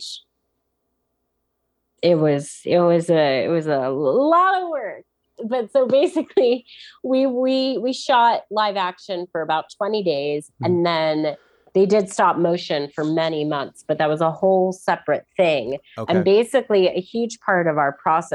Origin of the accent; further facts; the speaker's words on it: New York, United States; I'm from New York.